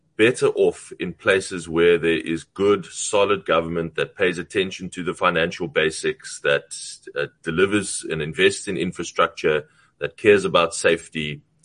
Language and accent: English; South Africa; as a South African